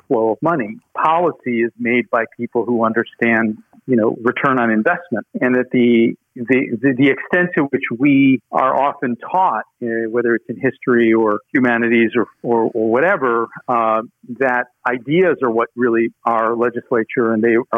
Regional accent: United States; we as Americans

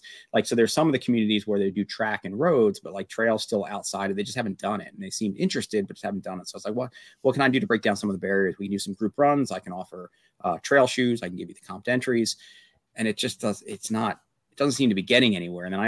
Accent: Pennsylvania, United States; I grew up in Amish country area of Pennsylvania, very, very homogenous

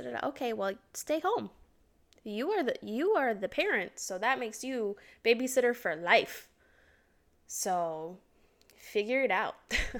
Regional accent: Florida, United States; I'm from Florida

